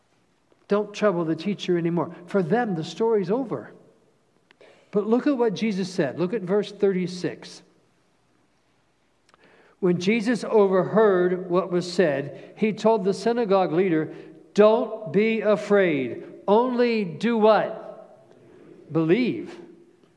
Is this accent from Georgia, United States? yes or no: no; Cincinnati, Ohio, United States; We grew up outside of Cincinnati